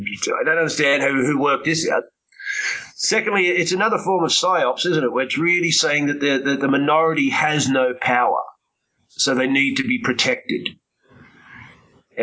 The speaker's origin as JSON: {"language": "English", "country": "Australia", "tie": "born or raised there", "said": "growing up in Australia"}